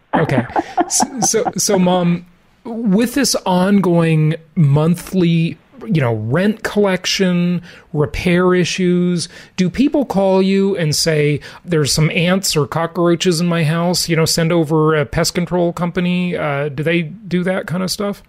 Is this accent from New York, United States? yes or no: no; Los Angeles, Orange County, Southern California, United States; born or raised there; moved away